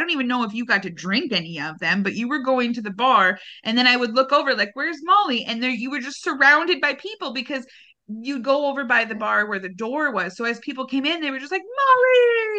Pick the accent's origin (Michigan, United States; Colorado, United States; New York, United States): Michigan, United States; I was from Michigan